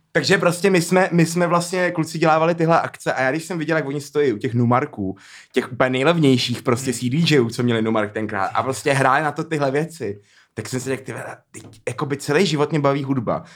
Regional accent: Prague, Czechia; moved away; also born or lived in Tunisia (ancestry); já opět tam přijel jako ten Pražák

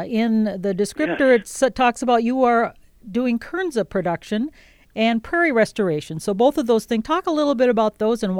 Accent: Wisconsin, United States; moved away; I'm from Wisconsin

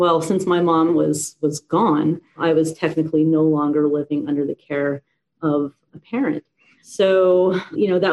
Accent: Vancouver, British Columbia, Canada; moved away as an adult; now in Florida, United States; I was born and raised in Vancouver, Canada.

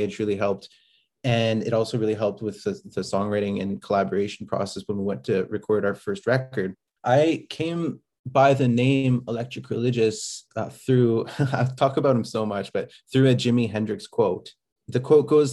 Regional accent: Prince Albert, Saskatchewan, Canada; moved away as an adult; now in Edmonton, Canada; I grew up in Prince Albert, Saskatchewan, on the North Saskatchewan River

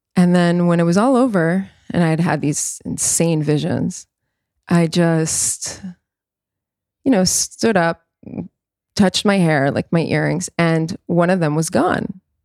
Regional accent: New York, United States; I was born in New York, I was born into all

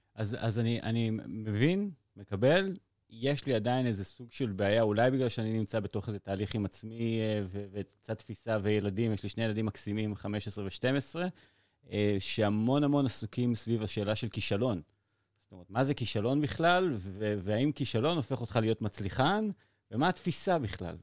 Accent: Modi'in-Maccabim-Re'ut, Central District, Israel; גדלתי ברעות

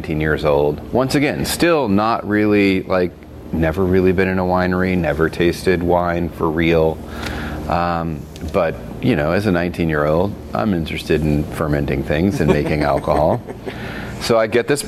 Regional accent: the South, United States; also born or lived in Virginia; now in Oregon, United States; I grew up in the South, so, you know, it's a sweet tea culture

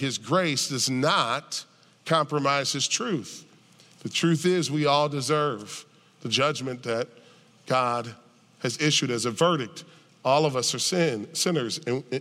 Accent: United States; I'm an American

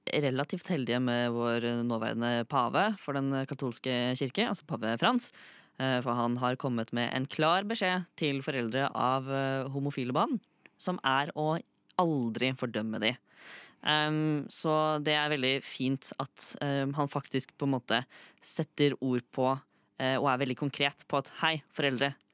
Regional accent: Fredrikstad, Østfold, Norway; moved away as an adult; now in Oslo, Norway; jeg har jo blitt født og vokst opp i Fredrikstad. Bodde der i 18 år.

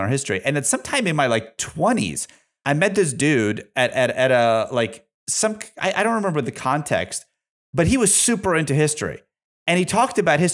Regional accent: Russia; also born or lived in Massachusetts, United States; now in United States; I'm from Soviet Russia

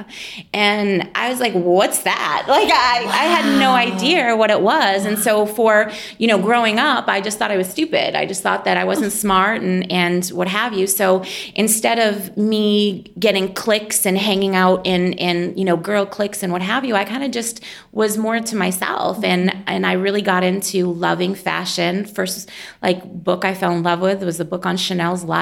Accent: Lowell, Massachusetts, United States; accent: Boston; moved away as an adult; now in Indianapolis, United States; I grew up just north of Boston in a city called Lowell

